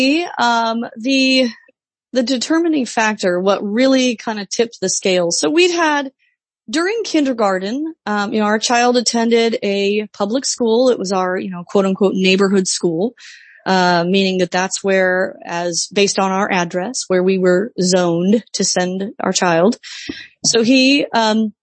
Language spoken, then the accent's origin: English; Midwest, United States; moved away as an adult; now in Washington DC area, United States; I was raised in the Midwest. I moved to the Washington DC area right after college